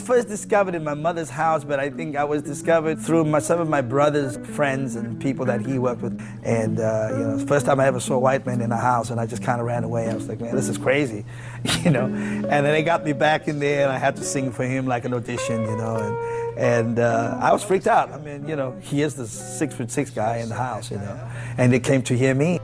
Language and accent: English; South Africa; now in United States; I'm a South African guy who, by the grace of God, He blessed me and my family to be here in the United States